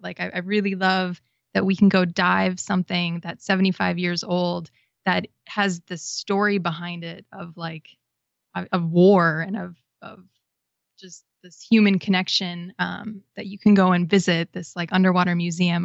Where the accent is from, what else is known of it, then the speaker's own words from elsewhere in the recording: Wisconsin, United States; moved away as an adult; also born or lived in Florida; I grew up in Wisconsin, but I had relatives who lived in Florida and Hawaii